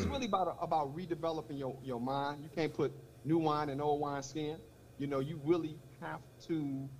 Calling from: Miami, Florida, United States; I'm calling from Miami, Florida.

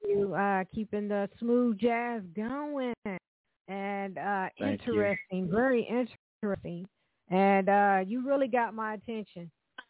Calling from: Evansville, Indiana, United States; I'm calling from Evansville, Indiana, and we do have a jazz station down here at the University of Evansville, Jazz Flight 91.5 with John B.

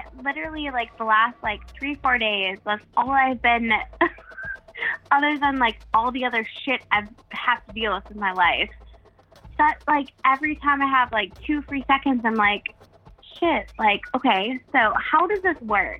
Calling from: South Carolina, United States; I'm calling from South Carolina.

